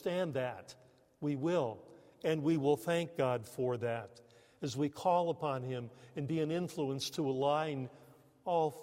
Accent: United States; moved away as an adult; also born or lived in Canada; us Americans

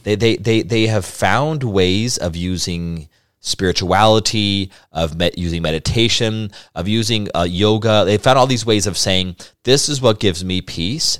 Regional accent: Albuquerque, New Mexico, United States; I grew up in Albuquerque, New Mexico, the oldest of five.

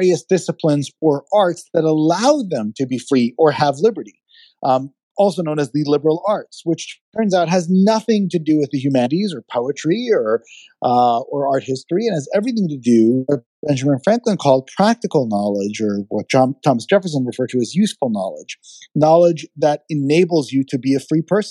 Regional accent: Israel; now in United States; being an immigrant, I was born in Israel. I was not born in the United States, and I adopted this country as my own

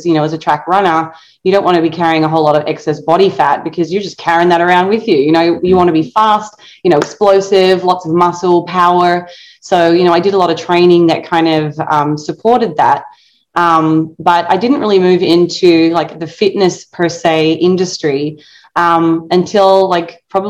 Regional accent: Tasmania, Australia; moved away; growing up in Australia

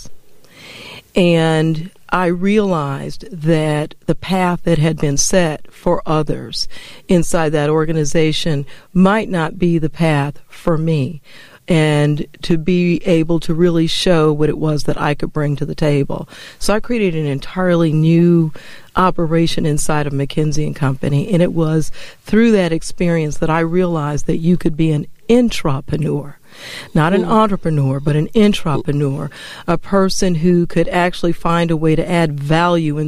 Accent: Denver, Colorado, United States; moved away as an adult; also born or lived in Atlanta; I grew up in Denver, Colorado

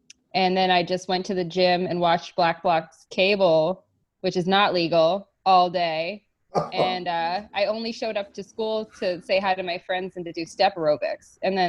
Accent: West Newton, Massachusetts, United States; Newton, Upper Falls, Newton's, I'm from West Newton. There's Auburndale. There's the lake, which is Nonantum, which is the Italian-Irish section that's got its own Kearney language. Like, that's kind of near where I'm from, too.

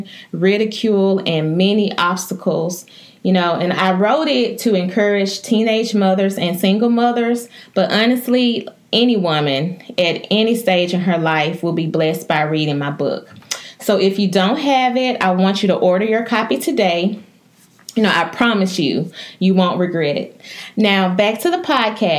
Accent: West Point, Mississippi, United States; also born or lived in Memphis, Tennessee; I am from West Point, Mississippi.

